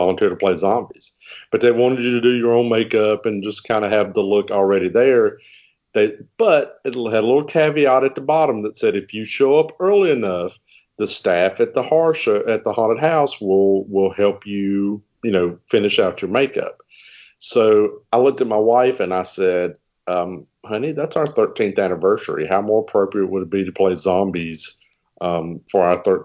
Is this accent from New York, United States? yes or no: no; Virginia, United States; now in North Carolina, United States; My hometown in Virginia